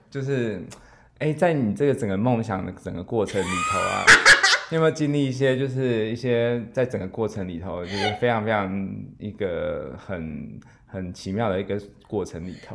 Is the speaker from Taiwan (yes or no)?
yes; Zhongli, Taoyuan, Taiwan; 我现在在 总理嘛，我的老家